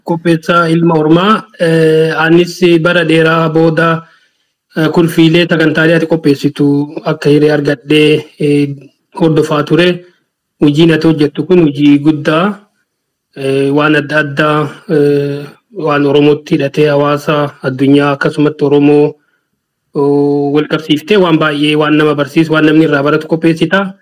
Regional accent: Tulla, Munesa district, East Arsi, Oromia, Ethiopia; also born or lived in Gullallee, Chilalo (Arsi); Ani Oromiyaa arsii bahaa eh, aanaa muunessaa bakka Tuullaa jedhamutti dhaladhe.

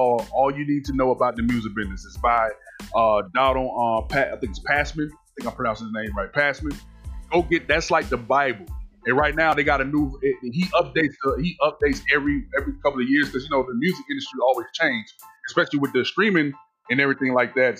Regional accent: Miami, Florida, United States; also born or lived in Savannah, Georgia; when I moved back from Savannah to Miami, back home to Miami

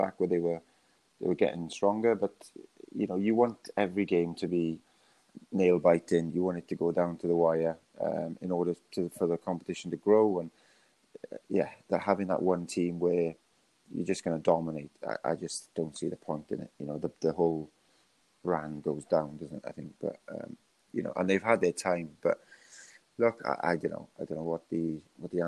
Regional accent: Wales, United Kingdom; as a Welshman

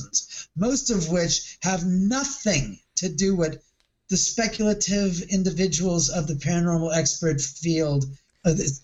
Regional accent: Los Angeles, California, United States; the house I grew up in Bel Air

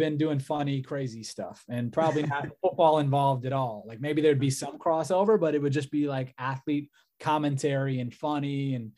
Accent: Cleveland, Ohio, United States; I'm from Cleveland

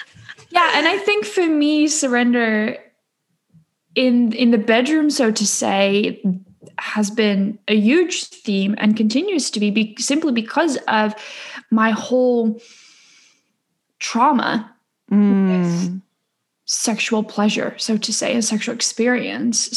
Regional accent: Netherlands; I am born and raised in the Netherlands

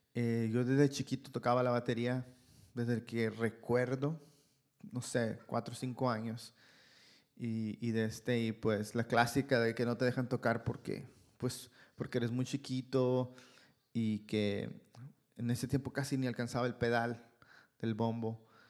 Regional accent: Ciudad Obregón, Sonora, Mexico; moved away as an adult; now in Canada; Yo soy de Ciudad Obregón, Sonora, México

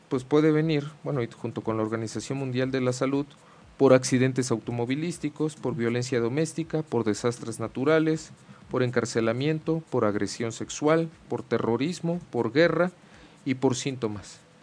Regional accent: Mexico; como decimos mucho aquí en México, ¿no? de manera cultural, pues, pues como buen macho mexicano y hembra mexicana

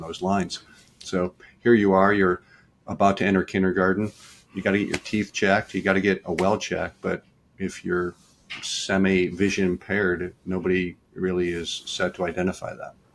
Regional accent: Detroit, Michigan, United States; now in Richmond, United States; I grew up in Detroit.

